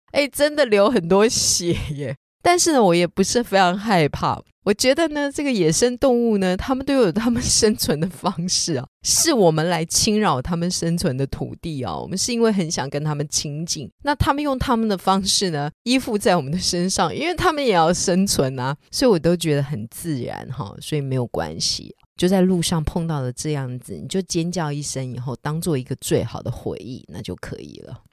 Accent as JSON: {"language": "Chinese", "country": "Taiwan", "said": "我们台湾人"}